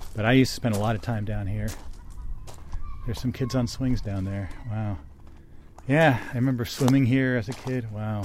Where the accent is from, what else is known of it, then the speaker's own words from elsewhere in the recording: Martinsville, New Jersey, United States; I grew up in Martinsville